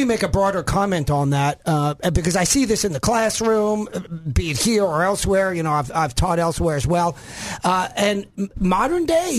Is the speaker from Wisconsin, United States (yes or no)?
no; Arkansas, United States; you sound a little funny. Where are you from? I said, Northeast Arkansas. Very Northeast.